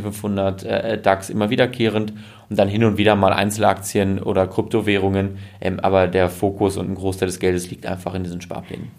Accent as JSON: {"language": "German", "area": "Münsterland", "region": "North Rhine-Westphalia", "country": "Germany", "said": "ich komme aus dem Münsterland"}